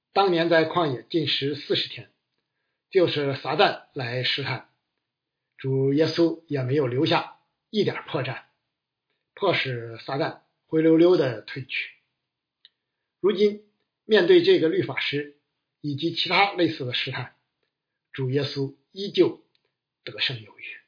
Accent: China; 我们中国人推崇的是“大公无私，舍己为人”

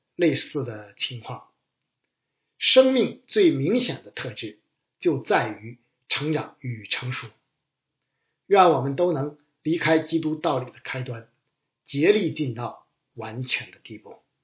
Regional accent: China; 我们中国人更是擅长这类窝里斗，乐此不疲。

